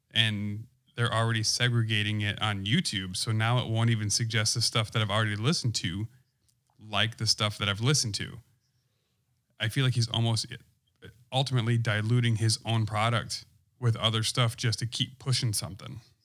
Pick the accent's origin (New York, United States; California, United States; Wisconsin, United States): Wisconsin, United States; I'm from Wisconsin